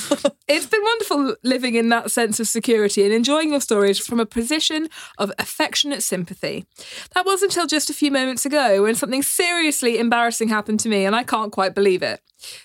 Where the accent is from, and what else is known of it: United Kingdom